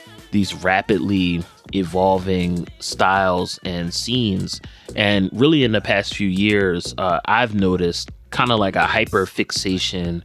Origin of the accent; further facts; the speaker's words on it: Philadelphia, Pennsylvania, United States; my hometown in Philadelphia